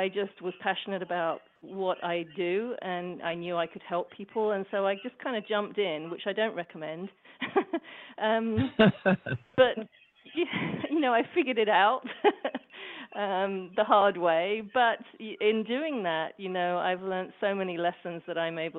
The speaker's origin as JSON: {"language": "English", "region": "England", "country": "United Kingdom", "moved": "yes", "lives_now": "Portland, United States", "said": "I live in Portland, Oregon now, but I'm originally from England."}